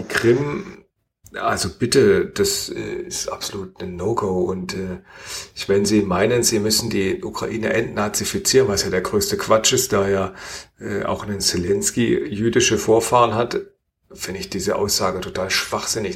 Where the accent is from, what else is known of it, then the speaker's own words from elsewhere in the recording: Germany; bei uns in Deutschland